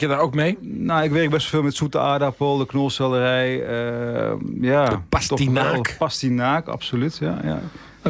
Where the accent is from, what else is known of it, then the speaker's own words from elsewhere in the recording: Lemmer, Friesland, Netherlands; ik ben zelf opgegroeid in Lemmer in Friesland